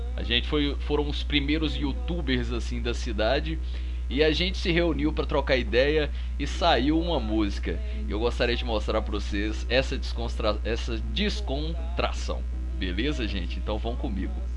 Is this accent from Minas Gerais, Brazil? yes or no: yes; Várzea da Palma, Minas Gerais, Brazil; moved away; eu sou do norte de Minas. Sou do norte de Minas, uma cidade ali perto de Montes Claros. E se chama Várzea da Palma